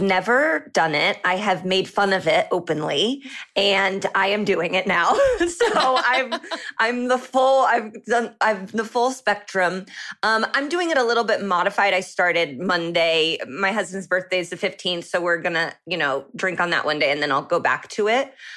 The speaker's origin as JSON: {"language": "English", "town": "Indianapolis", "region": "Indiana", "country": "United States", "moved": "as an adult", "lives_now": "Los Angeles, United States", "said": "I'm from the Indianapolis"}